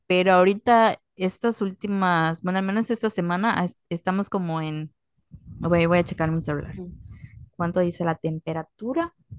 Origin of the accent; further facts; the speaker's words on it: Yucatán, Mexico; accent: Yucatecan; tenemos un acento como que súper marcado, que como que típico de nosotros